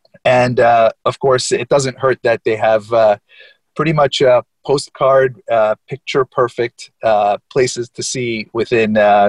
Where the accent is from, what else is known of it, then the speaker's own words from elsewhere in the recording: East Coast, United States; moved away as an adult; also born or lived in Midwest; now in Europe; I actually was born in Europe, but at a young age, immigrated to the United States. I grew up both in the Midwest, but mostly on the East Coast.